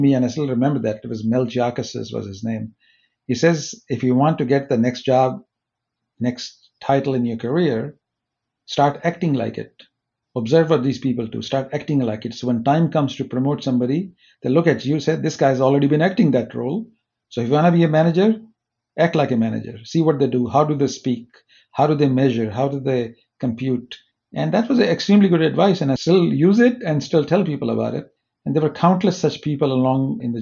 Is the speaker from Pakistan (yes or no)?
yes; Pakistan; moved away as an adult; also born or lived in Minneapolis, United States / Silicon Valley, United States; now in United States; I was born in Pakistan